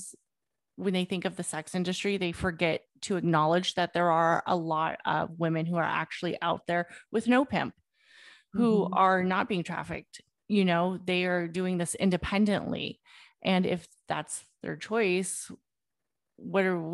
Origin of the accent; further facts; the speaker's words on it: Oakland, California, United States; I grew up in Oakland. They knew I grew up in Oakland